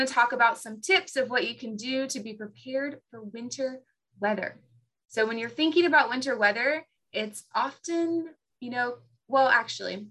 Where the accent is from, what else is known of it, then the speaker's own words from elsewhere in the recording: the South, United States; As a Southerner